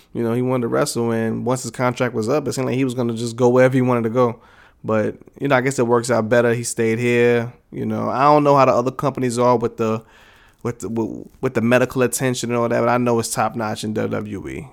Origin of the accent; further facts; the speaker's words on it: New York, United States; moved away as an adult; I'm from New York. I lived there my, my entire life up until, you know, up until like three years ago